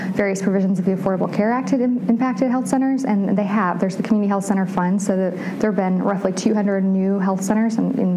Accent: North Carolina, United States; I'm from North Carolina

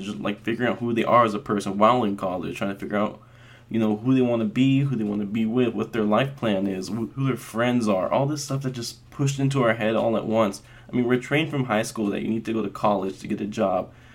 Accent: Las Vegas, Nevada, United States; I was actually born and raised in Vegas to a very proud Mexican family

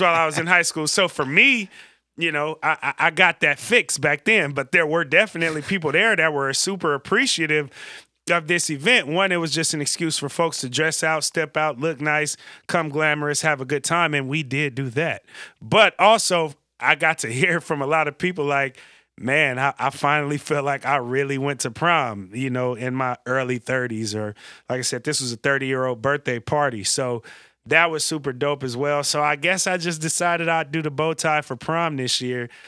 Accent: the Bay Area, California, United States; I grew up in the Bay

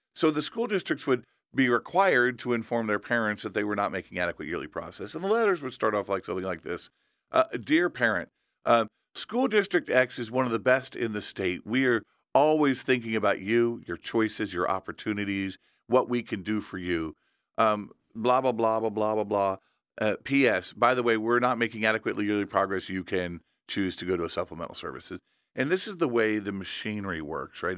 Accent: Indiana, United States; in my home state of Indiana

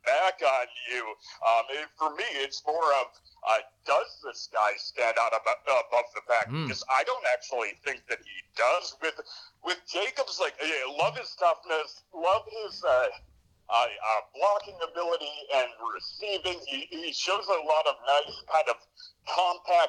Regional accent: Boise Valley, Idaho, United States; I grew up in the Boise Valley

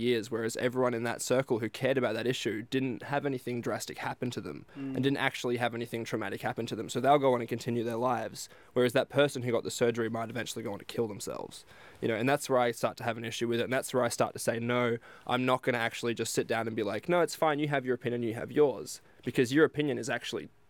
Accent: Geraldton, Western Australia, Australia; I grew up in Geraldton getting beaten up by Indigenous people, every day

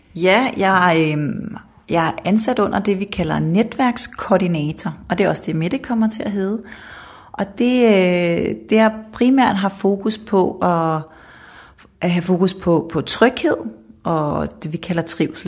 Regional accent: Kokkedal, Capital Region of Denmark, Denmark; moved away as an adult; now in Jutland, Denmark; så er jeg vokset op i Kokkedal

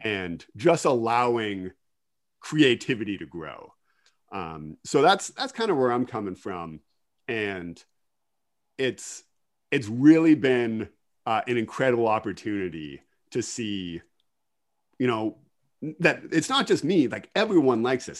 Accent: Kincardine, Ontario, Canada; also born or lived in Ottawa; I am originally from Kincardine. Uh, I grew up on a dairy farm just outside of Kincardine

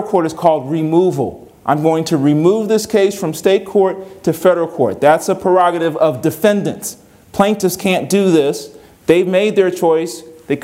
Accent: Virginia, United States; I'm from Virginia

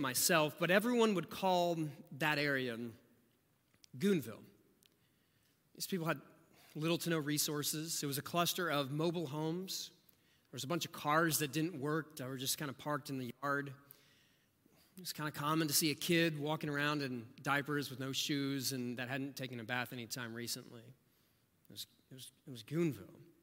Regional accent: rural Southeast Ohio, United States; now in Austin, United States; my family moved to rural Southeast Ohio

